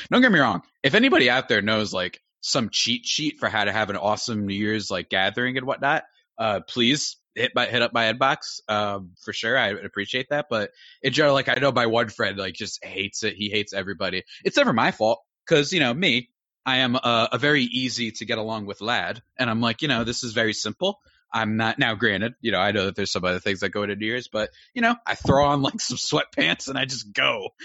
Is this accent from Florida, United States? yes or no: no; New Jersey, United States; I'm from New Jersey